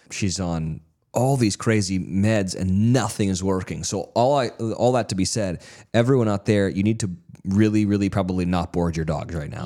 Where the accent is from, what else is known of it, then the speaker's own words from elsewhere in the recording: California, United States; I'm from California